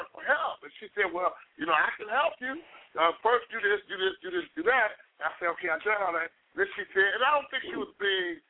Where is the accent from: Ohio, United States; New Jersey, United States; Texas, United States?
Ohio, United States; Cleveland; now in Columbus, United States; I live in Columbus, Ohio, but I'm from Cleveland